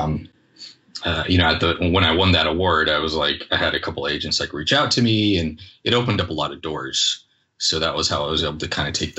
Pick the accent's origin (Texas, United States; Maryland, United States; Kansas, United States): Kansas, United States; Pittsburg; also born or lived in Iran; now in California, United States; I was born in Iran. My parents left in the early 80s, and we actually went to Kansas. So I was like 5 or 6 years old only when we came out here.